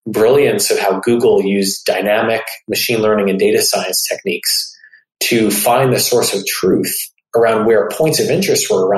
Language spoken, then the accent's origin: English; North New Jersey, United States; moved away; also born or lived in Michigan / Stanford, California; I grew up in North New Jersey, went to undergrad at the University of Michigan